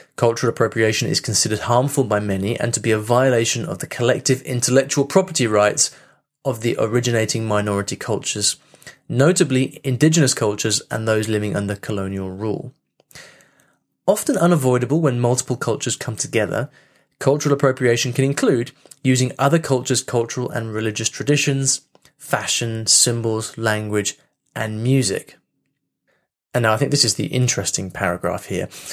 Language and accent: English; United Kingdom; me being British